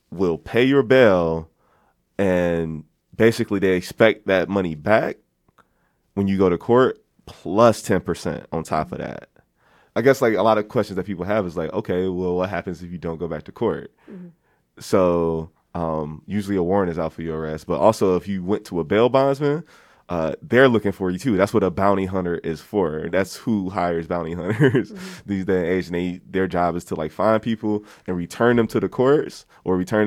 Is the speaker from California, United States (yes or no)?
no; Philadelphia, Pennsylvania, United States; in Philadelphia, my hometown where I'm staying right now